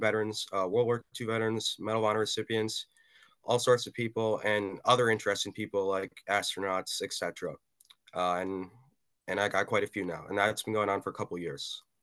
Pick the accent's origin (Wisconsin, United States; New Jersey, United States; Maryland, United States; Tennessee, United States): Wisconsin, United States; Madison; I'm a teenager from Madison, Wisconsin